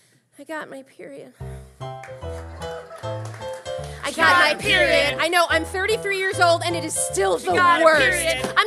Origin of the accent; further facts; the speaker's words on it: New Jersey, United States; Did somebody just say what exit when I said I was from